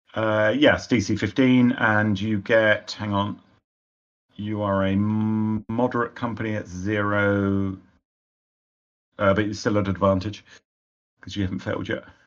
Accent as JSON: {"language": "English", "country": "United Kingdom", "said": "being British"}